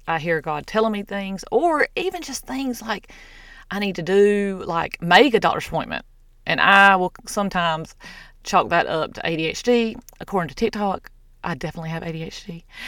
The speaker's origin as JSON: {"language": "English", "region": "the South", "country": "United States", "said": "I'm from the South"}